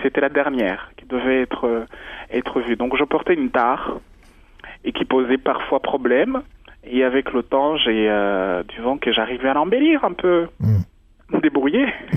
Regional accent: Rwanda; moved away; je suis Rwandais, euh, je suis né au Rwanda

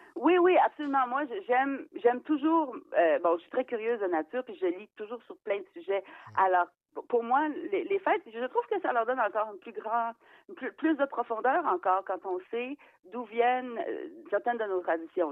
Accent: Eastern Townships, Quebec, Canada; chez nous, parce que c'est les cantons de l'Est

